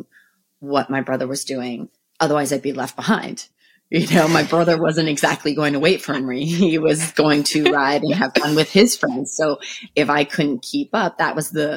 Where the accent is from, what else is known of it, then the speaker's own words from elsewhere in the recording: Roxbury, Connecticut, United States; we grew up in Roxbury, and there wasn't a lot of other kids around